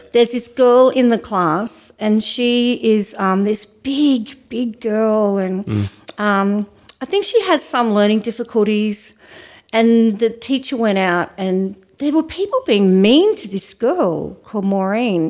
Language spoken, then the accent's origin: English; Ouyen, Victoria, Australia; when I was growing up in Oyen